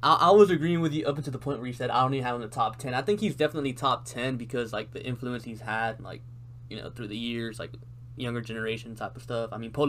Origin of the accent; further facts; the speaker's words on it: Houston, Texas, United States; I'm from the Houston area